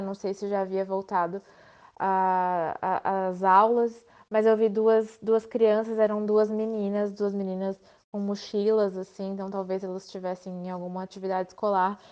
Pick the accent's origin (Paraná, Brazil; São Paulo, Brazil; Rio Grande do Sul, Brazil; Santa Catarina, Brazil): Santa Catarina, Brazil; Itajaí; also born or lived in Blumenau; eu sou de Itajaí. Apesar de ter nascido em Blumenau, eu me criei em Itajaí.